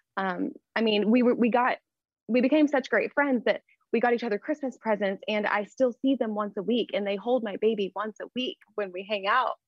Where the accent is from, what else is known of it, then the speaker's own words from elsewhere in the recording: Texas, United States; accent: Texas; I'm in Texas. I hope my accent doesn't come through. Just a smaller town here in Texas